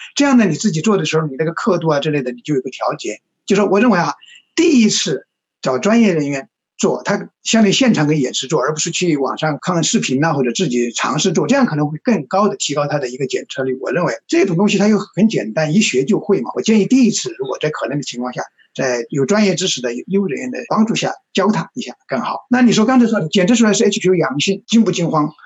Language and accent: Chinese; Chongqing, China; now in Beijing, China; 我是北京人，我，但是我是重，重庆人